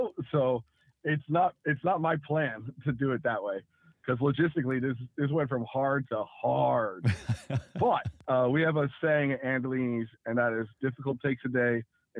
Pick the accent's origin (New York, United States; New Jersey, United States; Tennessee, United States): New Jersey, United States; also born or lived in San Francisco; now in Tulsa, United States; I'm not from here. I'm from Jersey and from San Francisco.